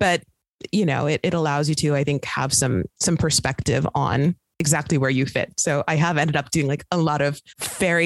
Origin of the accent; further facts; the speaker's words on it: Midwest, United States; now in Brooklyn, United States; I'm from the Midwest